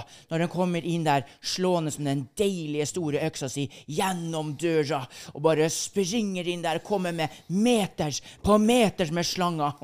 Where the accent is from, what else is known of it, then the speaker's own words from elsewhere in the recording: Skjeberg, Østfold, Norway; født eh, by the border, by the Sweden border, i, eh, mellom Halden og Sarpsborg, Skjeberg. Der er der jeg kommer ifra